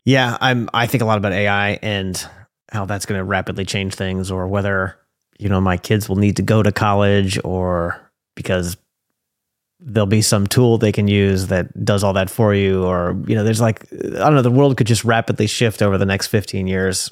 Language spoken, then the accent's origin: English; New York, United States; now in Portland, United States; I grew up in New York